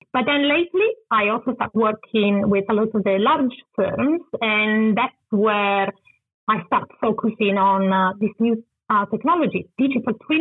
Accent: Turin, Piedmont, Italy; English is a second language; moved away as an adult; also born or lived in London, United Kingdom; Probably understand my accent. I'm originally from Italy.

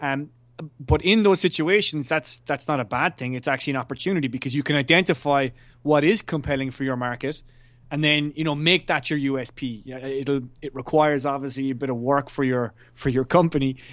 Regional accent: Ireland; as an Irishman

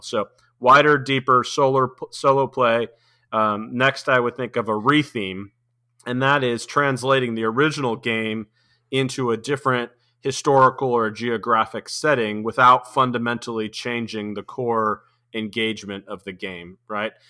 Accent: New England, United States; I grew up in New England, and so we had long, cold winters

